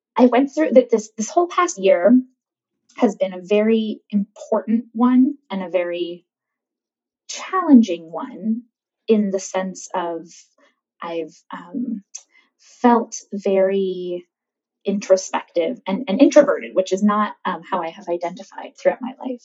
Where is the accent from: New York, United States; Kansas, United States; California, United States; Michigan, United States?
California, United States; I'm born and raised in California